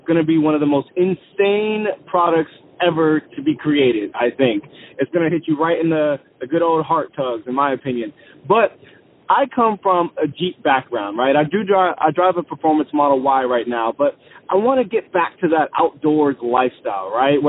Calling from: Columbia, South Carolina, United States; I'm calling from Columbia, South Carolina.

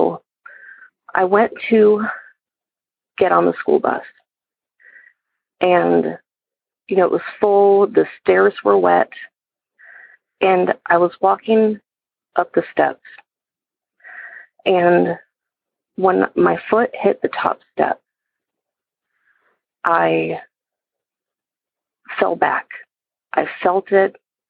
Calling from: Georgia, United States; I'm calling from Georgia.

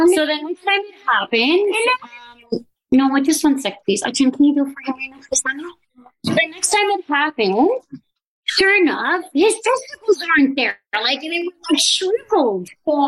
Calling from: Hamilton, Ontario, Canada; I'm from Hamilton, Ontario, Canada.

